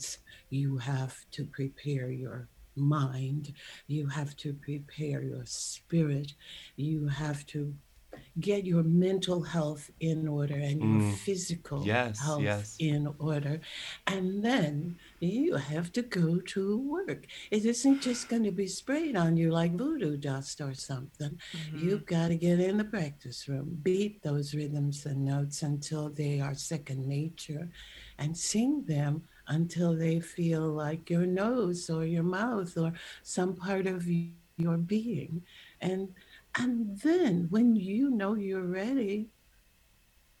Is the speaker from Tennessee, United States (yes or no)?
no; St. Louis, Missouri, United States; I was born in St. Louis